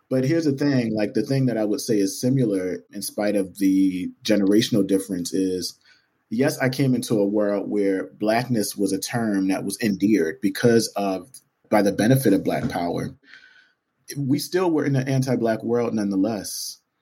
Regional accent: Camden, New Jersey, United States; Camden, New Jersey, which is my hometown

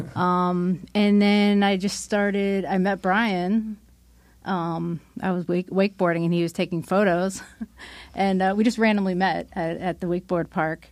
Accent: Pennsylvania, United States; I grew up in Pennsylvania

